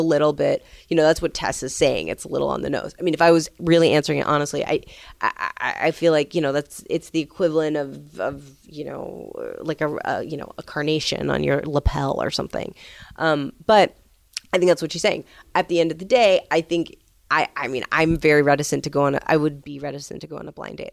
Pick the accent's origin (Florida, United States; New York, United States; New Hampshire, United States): New York, United States; New York City; I'm from New York City